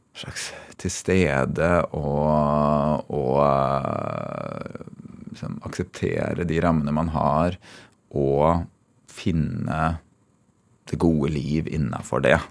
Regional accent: Tønsberg, Vestfold, Norway; moved away as an adult; Før jeg flytta fra Tønsberg.

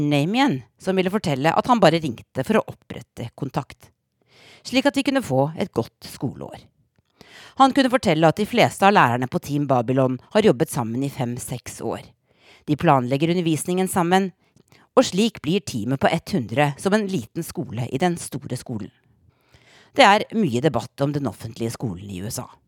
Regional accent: Norway; moved away as an adult; now in Washington, D.C., United States; i tredje klasse hjemme i Norge

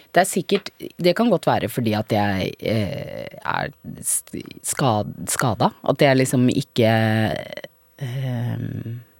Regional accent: Vormsund, Akershus, Norway; also born or lived in Grünerløkka, Oslo; jeg vokste opp på, um, på Grünerløkka fra jeg var to måneder til jeg gikk i andre klasse på barneskolen. Og så eh, bodde vi i leilighet, og så var vi en familie på fem, så vi flytta til Vormsund med stor hage

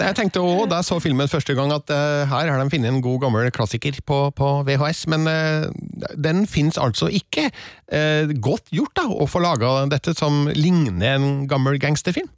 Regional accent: Stjørdal, Trøndelag, Norway; i Stjørdal, der jeg eh, vokste opp, og der jeg nå også bor

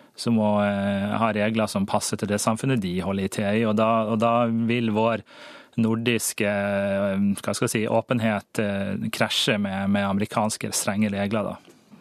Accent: Norway; jeg er nordmann

